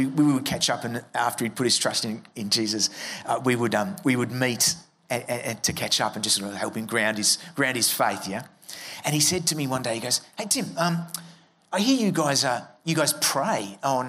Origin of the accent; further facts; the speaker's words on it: Melbourne, Victoria, Australia; I'm from Melbourne, so I was at Monash University studying an arts degree